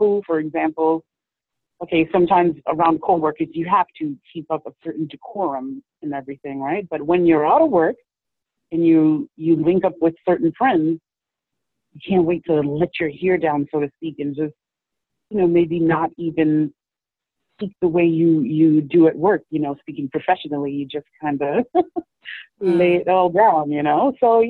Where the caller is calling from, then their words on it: New York City, New York, United States; I'm calling from New York City.